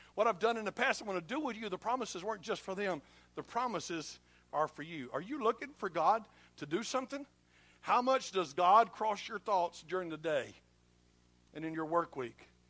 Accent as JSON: {"language": "English", "country": "United States", "said": "I'm an American"}